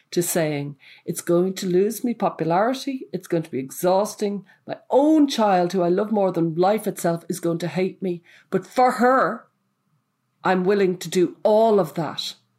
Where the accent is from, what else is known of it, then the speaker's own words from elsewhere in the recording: Ireland; I'm from Ireland.